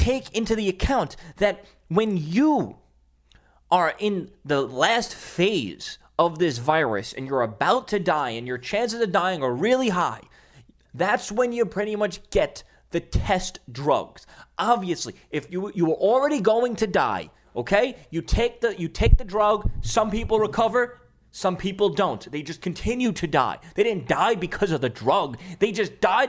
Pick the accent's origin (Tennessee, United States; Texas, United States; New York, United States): New York, United States; New York City; in ShopRite in Staten Island, my hometown.